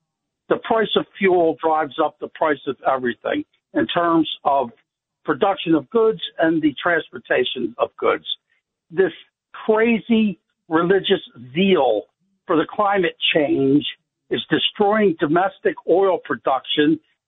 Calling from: Pennsylvania, United States; Oh, I'm 40 miles west of Philly.

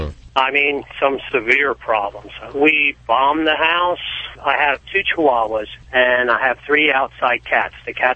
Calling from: Pennsylvania, United States

